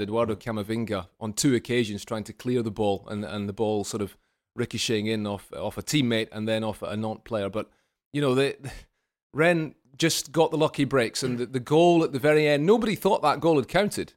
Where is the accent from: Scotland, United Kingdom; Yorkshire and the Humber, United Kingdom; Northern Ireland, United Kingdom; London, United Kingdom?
Scotland, United Kingdom; as a Scotsman